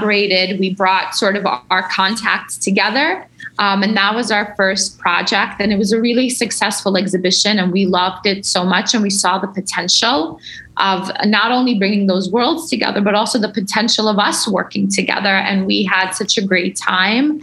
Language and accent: English; New York, United States; as a kid growing up in New York